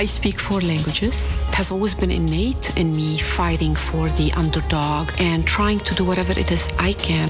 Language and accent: English; Lebanon; The war broke out in my home country, Lebanon. I was 11 years old, and I saw a lot of bloodshed and inequality and poverty. You can't grow up in an environment like that and not be affected by it